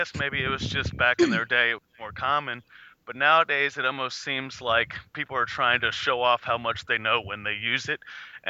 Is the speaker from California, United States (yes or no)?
no; Virginia, United States; moved away as an adult; also born or lived in Kentucky; now in Florida, United States; I wrestled for like 4 years on the East Coast. I'm originally from Virginia